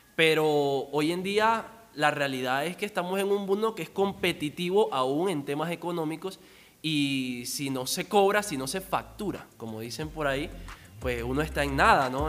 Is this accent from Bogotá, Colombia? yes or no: no; La Guajira, Colombia; de donde yo vengo, La Guajira.